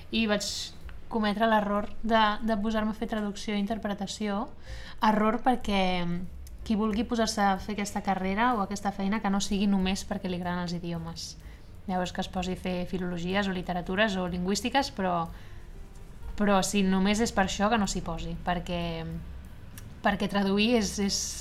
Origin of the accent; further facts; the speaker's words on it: Esplugues de Llobregat, Catalonia, Spain; now in Barcelona, Spain; soc d'Esplugues de Llobregat, que és també al costat, i, i, però sí que he fet moltíssima vida a Barcelona i de fet ara visc a Barcelona